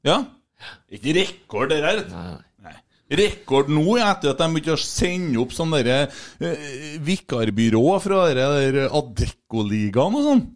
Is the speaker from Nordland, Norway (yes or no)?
no; Bjugn, Trøndelag, Norway; Jeg er fra Bjugn